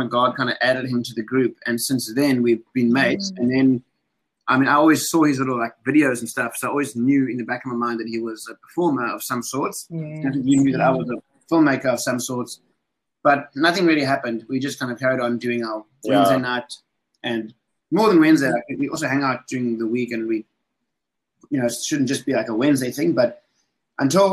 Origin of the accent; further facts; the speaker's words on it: Poland; now in Cape Town, South Africa; I come from Poland originally, but I lived in Cape Town now for 15 years.